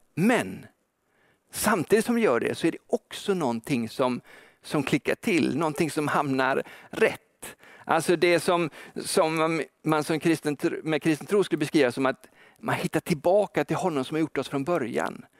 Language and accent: Swedish; Gothenburg, Västra Götaland, Sweden; som göteborgare